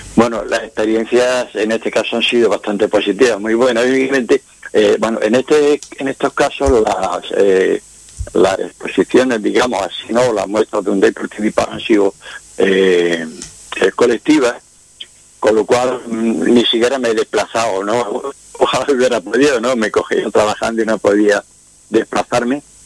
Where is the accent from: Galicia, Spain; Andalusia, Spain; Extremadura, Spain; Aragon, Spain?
Andalusia, Spain; Quesada; soy de Jaén, la provincia de Jaén, de Quesada.